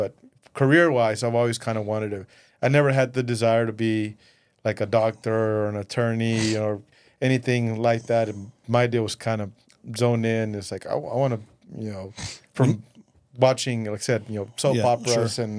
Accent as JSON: {"language": "English", "country": "Mexico", "tie": "born or raised there", "said": "growing up in Mexico and seeing your grandparents watch all the telenovelas, and you watch all these great, cool buildings in Mexico City"}